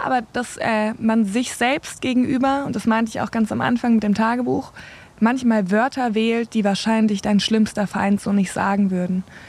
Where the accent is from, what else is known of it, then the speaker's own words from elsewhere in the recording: Southern Germany, Germany; now in North Rhine-Westphalia, Germany; bei uns, ich komme ja aus dem Süden